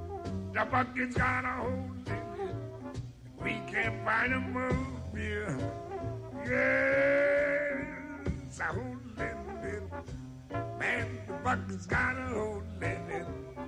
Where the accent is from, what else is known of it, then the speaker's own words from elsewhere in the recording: New Orleans, Louisiana, United States; we're going to take a little trip down to my hometown, New Orleans, Louisiana. Gumbo country, yes, sir.